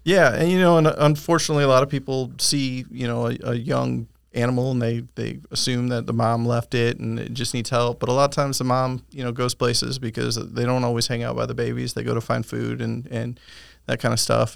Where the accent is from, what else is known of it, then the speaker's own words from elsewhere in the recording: Michigan, United States; moved away as an adult; now in Winter Haven, United States; was born and raised in Michigan